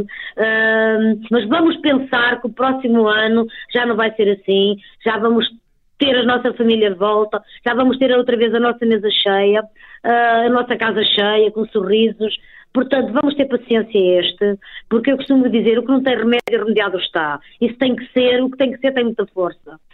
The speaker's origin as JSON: {"language": "Portuguese", "region": "Trás-os-Montes", "country": "Portugal", "said": "eu sou transmontana"}